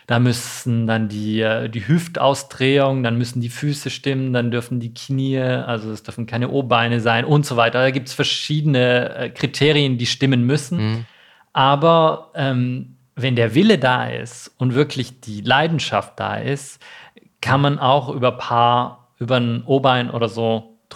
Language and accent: German; Baden-Württemberg, Germany; Ich bin, bin nicht in Stuttgart äh, aufgewachsen, sondern äh, in der Nähe von Tübingen.